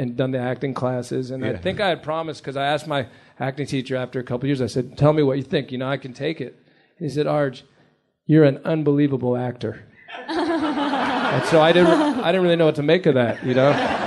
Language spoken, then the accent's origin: English; United States; I'm American